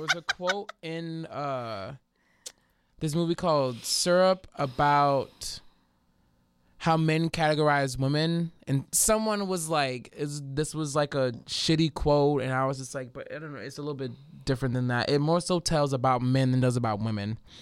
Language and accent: English; New Orleans, Louisiana, United States; being from New Orleans